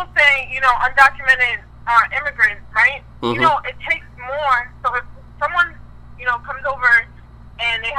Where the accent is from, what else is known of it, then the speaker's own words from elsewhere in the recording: Trinidad & Tobago; I was born in Trinidad